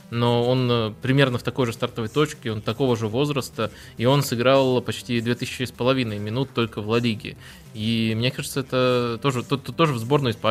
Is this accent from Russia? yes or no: no; Belarus; как белорус